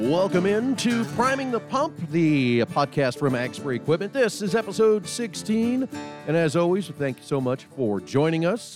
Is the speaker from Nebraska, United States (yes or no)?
yes; Nebraska, United States; now in North Dakota, United States; I'm obviously located in North Dakota as as our listeners and some people probably know, but I'm not originally from North Dakota. Originally being from Nebraska